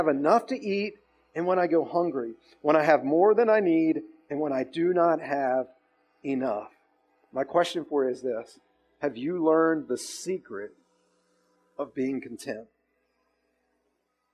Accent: United States

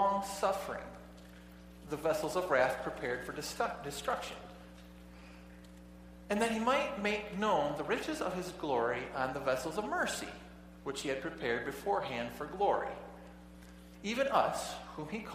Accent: United States; I'm an American

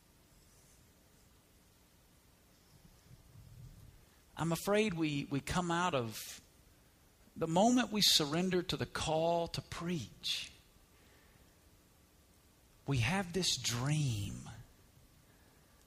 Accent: Alabama, United States; moved away as an adult; also born or lived in Woodstock; now in Las Vegas, United States; I grew up in Alabama, and when you grow up in Alabama, college football is like a way of life

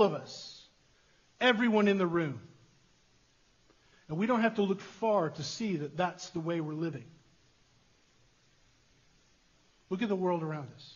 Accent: United States; us as westernized American individualists

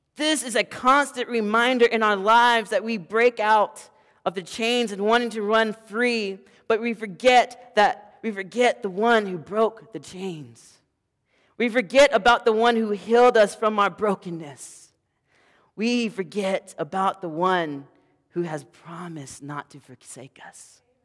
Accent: the South, United States; I am from the South

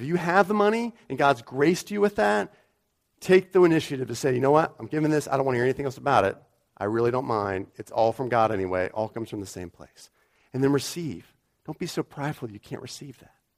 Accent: United States; moved away; I'm an American

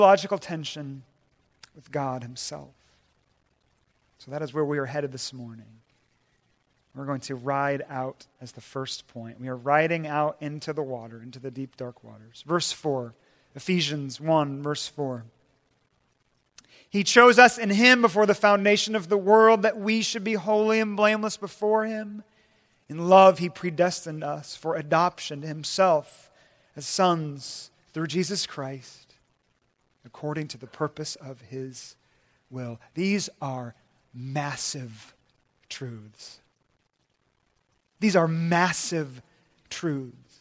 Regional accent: Puget Sound, Washington, United States; I'm from Washington State and in the Puget Sound there.

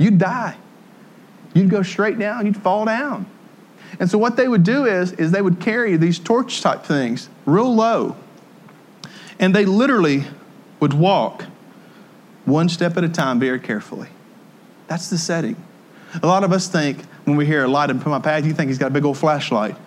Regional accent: Tennessee, United States; also born or lived in Ohio / Jackson, Tennessee; I was from Podunk, Tennessee, and I moved out of Tennessee up to Ohio, and I lived in Podunk, Ohio, too. But I moved back to Jackson, Tennessee

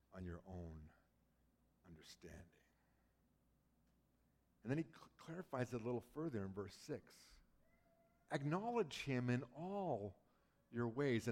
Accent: British Columbia, Canada; moved away; I grew up in British Columbia

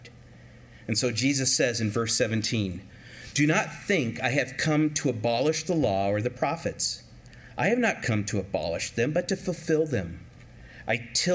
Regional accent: California, United States; growing up in California

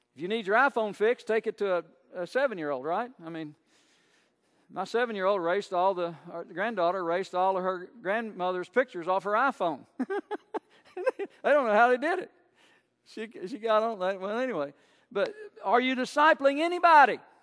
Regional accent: United States; I'm proud to be an American most days

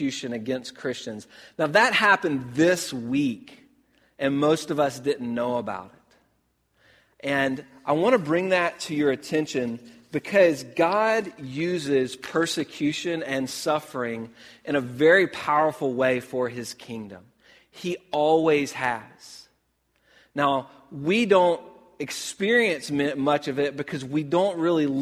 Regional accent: United States; the life that I get to live here as an American

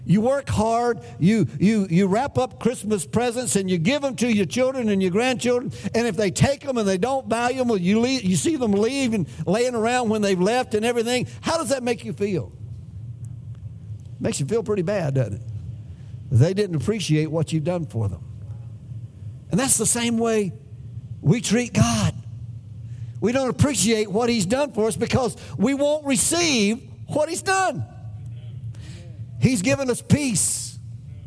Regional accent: United States; No, we're not Spanish. We're American.

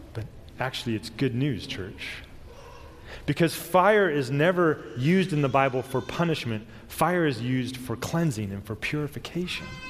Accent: Southern California, United States; I was born and raised in Southern California, so I know earthquakes

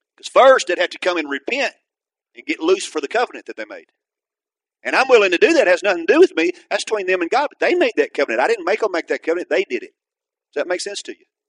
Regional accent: Atoka, Oklahoma, United States; where I went back to start a church was in my hometown

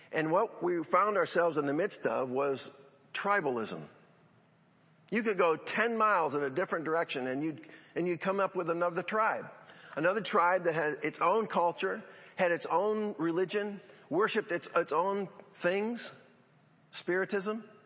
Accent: Central New York, United States; growing up in Central New York

